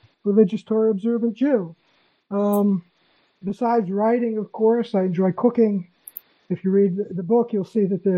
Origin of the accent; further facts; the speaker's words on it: Massachusetts, United States; moved away as an adult; now in Israel; I was born in Massachusetts